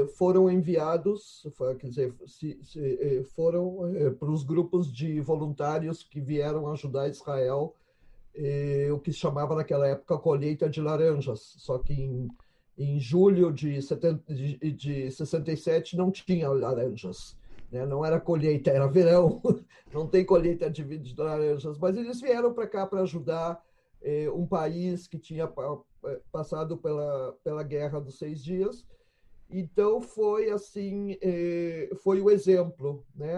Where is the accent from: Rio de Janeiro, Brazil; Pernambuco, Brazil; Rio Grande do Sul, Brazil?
Rio Grande do Sul, Brazil; Porto Alegre; nasci em Porto Alegre em, em 1957